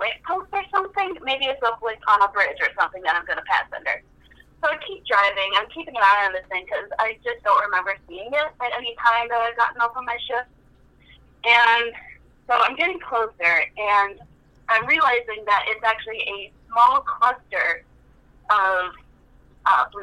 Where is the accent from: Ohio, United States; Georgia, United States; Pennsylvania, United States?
Ohio, United States; Cleveland; I'm from Cleveland, Ohio